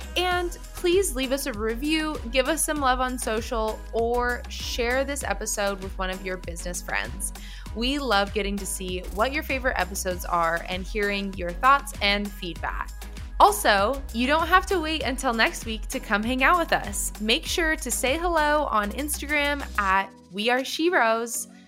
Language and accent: English; near the San Juan Islands, Washington, United States; moved away; the San Juan Islands, which is near my hometown.